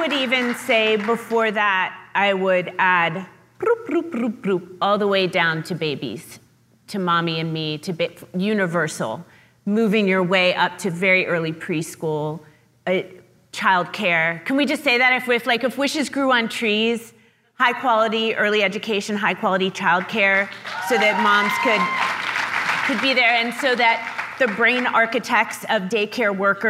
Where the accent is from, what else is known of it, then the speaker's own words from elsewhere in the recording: West Virginia, United States; So I grew up in West Virginia. I was surrounded by rural generational poverty, but I grew up in a middle-class house.